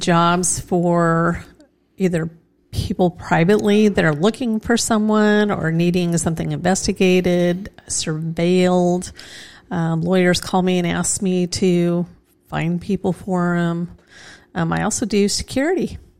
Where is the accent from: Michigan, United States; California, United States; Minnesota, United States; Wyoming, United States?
Wyoming, United States; Casper; now in Edmond, United States; I was born in Raised in Casper.